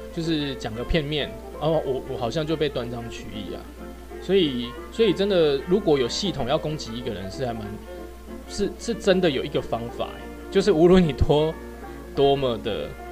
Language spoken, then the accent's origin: Chinese; Taiwan; 我们台湾